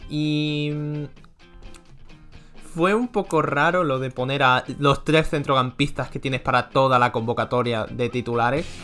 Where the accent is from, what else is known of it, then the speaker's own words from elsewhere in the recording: Spain; porque como español no, puede decir pena